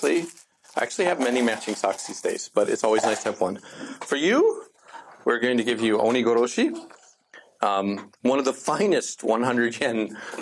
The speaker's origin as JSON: {"language": "English", "town": "Columbia", "region": "Missouri", "country": "United States", "tie": "born or raised there", "moved": "yes", "lives_now": "Tokyo, Japan", "said": "moved to my hometown."}